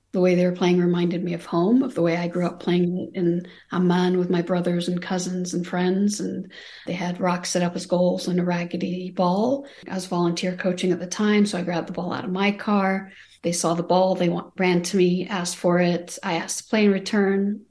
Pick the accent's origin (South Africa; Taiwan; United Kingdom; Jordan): Jordan; Amman, Amman Governorate; moved away as an adult; now in United States; I was born and raised in Amman, Jordan. I came to the United States at age eighteen.